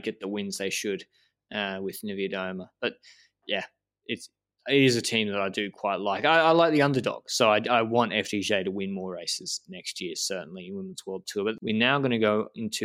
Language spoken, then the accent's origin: English; Australia; also born or lived in Brisbane; now in Andorra; we're both Australian